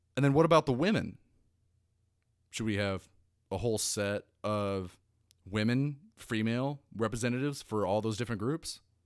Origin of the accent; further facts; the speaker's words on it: United States; I'm an American. I'm an American first, and I'm an American last